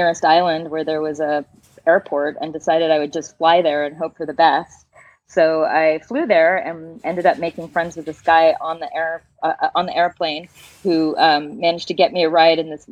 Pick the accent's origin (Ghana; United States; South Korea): United States; San Francisco, California; moved away as an adult; now in Tahiti, French Polynesia; I'm originally from San Francisco, California. And right now I'm talking to you from Chopo, Tahiti in French Polynesia